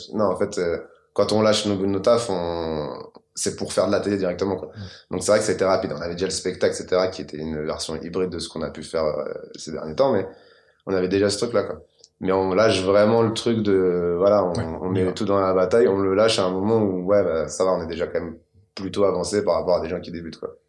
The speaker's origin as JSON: {"language": "French", "town": "Maisons-Alfort", "region": "Île-de-France", "country": "France", "tie": "born or raised there", "said": "J'ai 34 ans et j'ai grandi à maison fort dans le Val-de-Marne"}